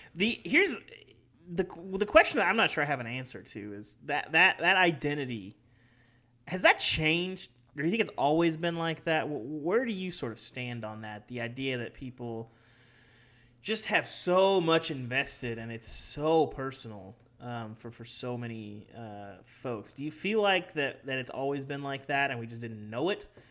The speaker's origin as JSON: {"language": "English", "region": "Arkansas", "country": "United States", "tie": "born or raised there", "moved": "yes", "said": "when I was a kid, you know, growing up in Arkansas"}